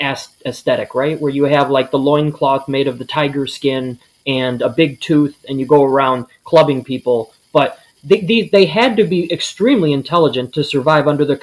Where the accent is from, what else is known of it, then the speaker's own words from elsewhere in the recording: Chicago, Illinois, United States; I'm from Chicago